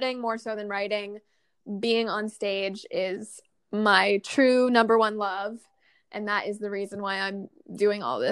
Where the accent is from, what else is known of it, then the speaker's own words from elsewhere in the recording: New York, United States; I grew up near New York City